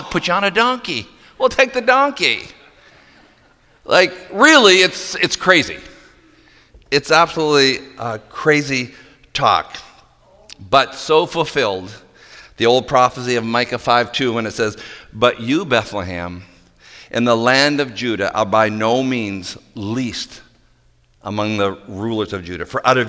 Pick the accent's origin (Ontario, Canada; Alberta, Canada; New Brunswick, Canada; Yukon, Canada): New Brunswick, Canada; Moncton; I was born in Moncton, New Brunswick